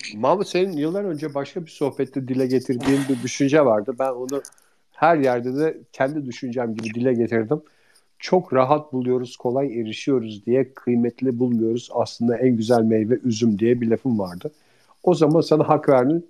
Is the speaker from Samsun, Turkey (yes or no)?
no; İzmir, Turkey; biz İzmirliler olarak